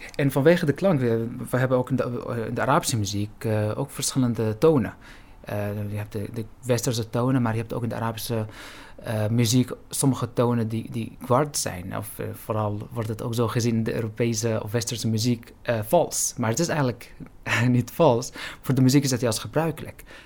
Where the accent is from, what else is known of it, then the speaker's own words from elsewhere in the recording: Syria; now in Netherlands; waar ik vandaan kom, ik ben Palestijns-Syrisch